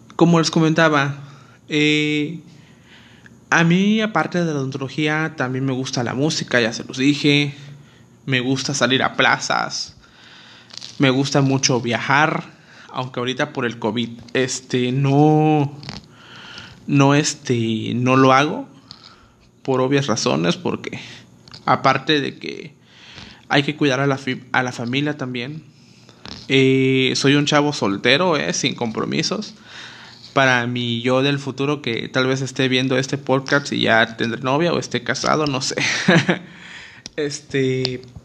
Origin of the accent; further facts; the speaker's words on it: Acapulco, Guerrero, Mexico; originario de Acapulco, Guerrero